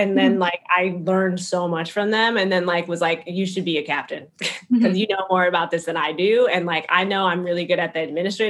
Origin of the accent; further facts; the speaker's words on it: Minneapolis, Minnesota, United States; moved away as an adult; now in Chicago, United States; I'm from Minneapolis, Minnesota originally